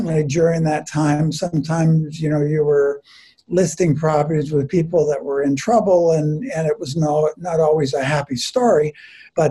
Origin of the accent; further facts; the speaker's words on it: Mississauga, Ontario, Canada; moved away as an adult; also born or lived in Orton, Ontario; I grew up down near Port Credit.